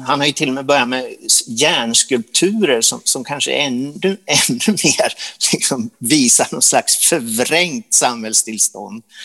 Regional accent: Sundsvall, Västernorrland County, Sweden; när vi var små i Sundsvall

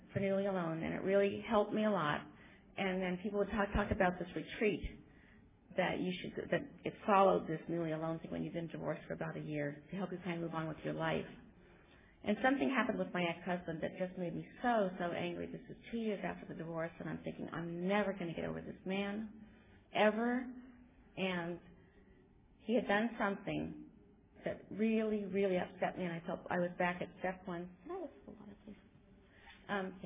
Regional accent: California, United States; also born or lived in Pennsylvania; we moved out to California from Pennsylvania, and I was about 10.

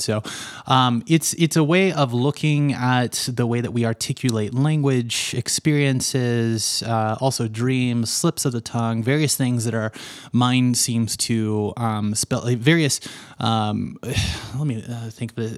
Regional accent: Little Rock, Arkansas, United States; moved away as an adult; also born or lived in Los Angeles, United States; now in Denver, United States; I lived my entire life in Little Rock, Arkansas. So, I grew up in Bible Belt world

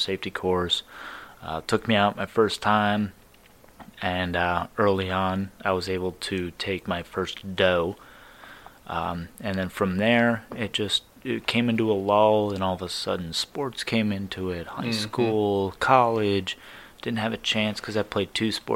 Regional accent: Scranton, Pennsylvania, United States; moved away as an adult; also born or lived in Washington, D.C.; now in Butler, United States; I am actually a transplant, so I'm from Scranton

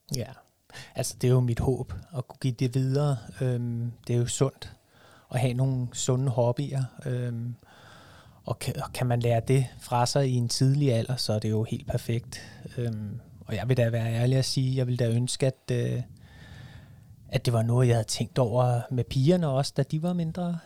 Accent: Vestegnen, Capital Region of Denmark, Denmark; jeg er jo fra Vestegnen, så, så jeg er jo selvfølgelig Brøndby-fan

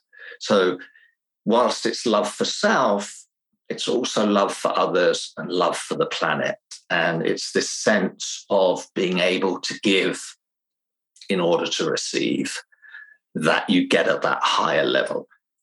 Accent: England, United Kingdom; now in Finland; I'm originally from England, but I spent most of my life in Finland, which has given me a little bit of a strange English accent

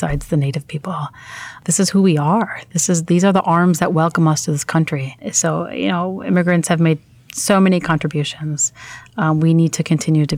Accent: Sheffield, Yorkshire and the Humber, United Kingdom; also born or lived in Iraq; now in United States; I've grown up with metals in Sheffield, England, which is a steel town, very much like Pittsburgh

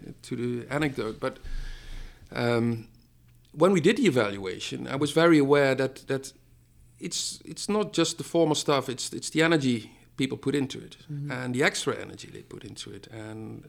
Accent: Netherlands; I'm from the Netherlands.

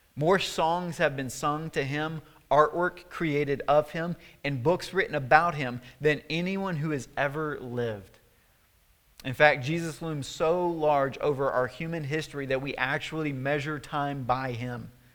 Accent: Tennessee, United States; my hometown in Tennessee, where I'm from

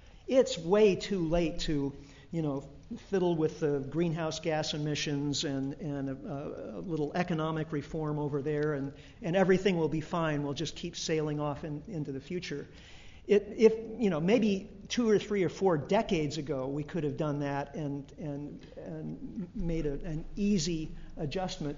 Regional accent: United States; as an American

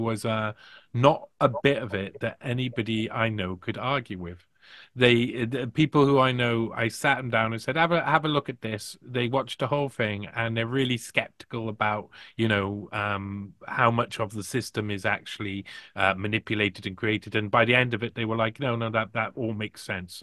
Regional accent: United Kingdom; I'm from Britain

